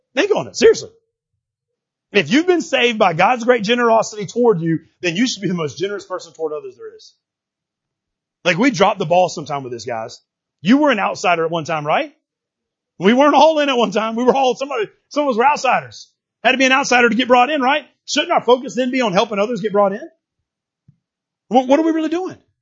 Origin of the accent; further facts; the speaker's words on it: United States